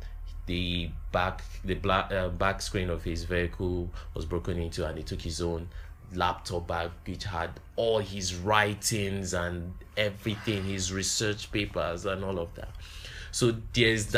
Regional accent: Jos, Plateau, Nigeria; I grew up in Jos, you know, the only thing that ever happened to me was just the crisis

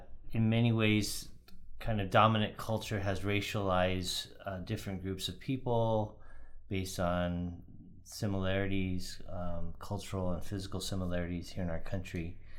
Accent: United States; I'm a third generation Japanese American

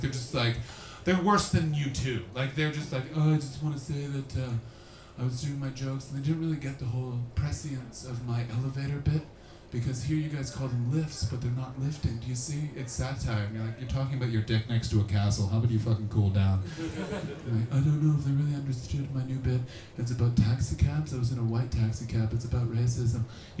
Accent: Canada; I'm a little nervous purely from a selfish motivation because as a Canadian, a lot of my money's been turned into pounds.

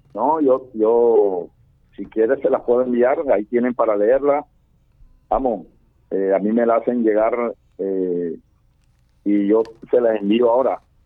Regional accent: Barranquilla, Atlántico, Colombia; como barranquillero

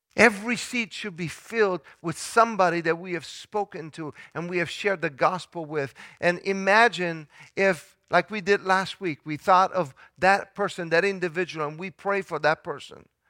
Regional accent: Italy; moved away; I grew up in Italy

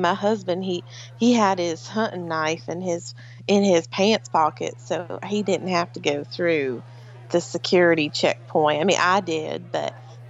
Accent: United States; I'm American. Yeah.

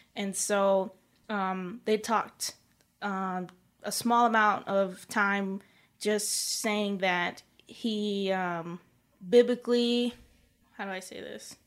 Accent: South Carolina, United States; my home state

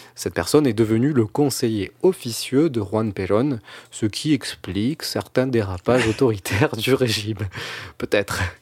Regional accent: France; en tant que Français, restons humbles

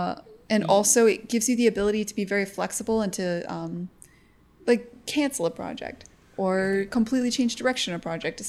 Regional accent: United States

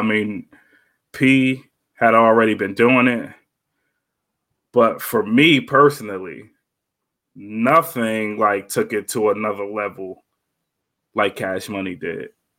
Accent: United States; we're from New York. We're from New York. We're from Jersey, and tri-state area.

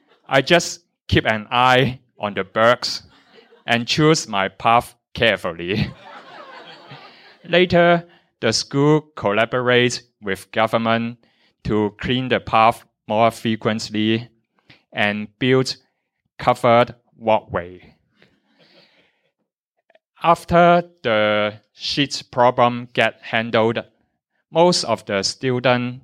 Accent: Tai Po, Hong Kong; I grew up in Taipo, where there is more nature and a lot of wildlife

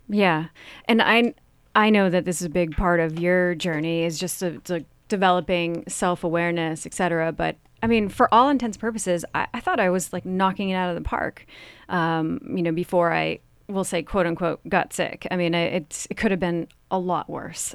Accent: Vermont, United States; I'm from Vermont

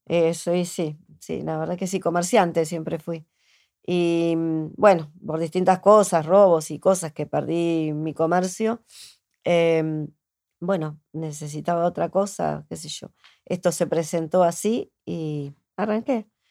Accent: Martínez, Buenos Aires Province, Argentina; yo soy de Martínez

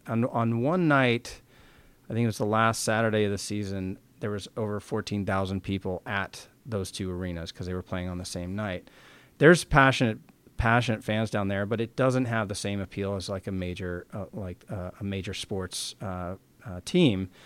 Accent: San Francisco, Oakland area, California, United States; now in Seattle, United States; Growing up in San Francisco, Oakland area, hockey didn't exist

